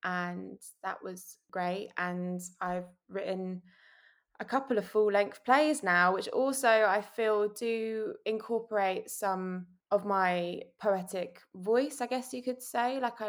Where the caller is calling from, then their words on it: London, United Kingdom; I'm joining you from Shepherd's Bush in London.